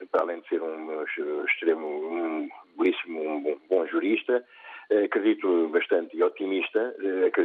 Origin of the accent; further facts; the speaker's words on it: Angola; Angola, uh, terra onde nasci